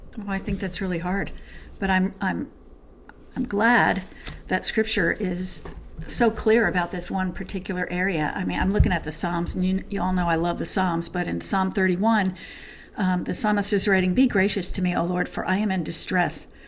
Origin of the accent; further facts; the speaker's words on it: New Jersey, United States; I'm from New Jersey